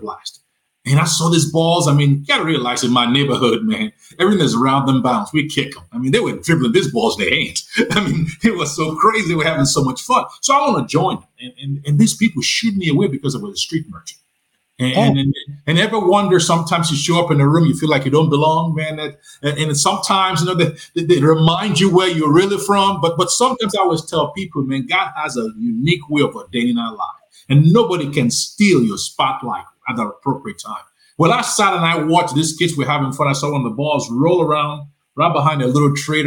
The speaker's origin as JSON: {"language": "English", "country": "Nigeria", "tie": "born or raised there", "also_born_or_lived": "Lagos, Nigeria", "moved": "yes", "lives_now": "Charlotte, United States", "said": "you can tell from my accent, you know, that I'm not from Tennessee. I'm from Nigeria."}